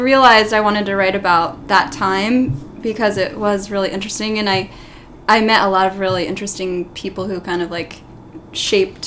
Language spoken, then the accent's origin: English; East Coast, United States; growing up on the East Coast and having an Italian-American identity